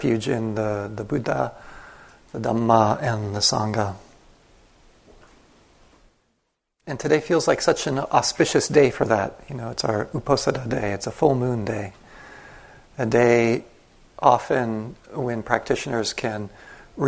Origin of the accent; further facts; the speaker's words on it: United States; first language English; I grew up in the United States. My first language is English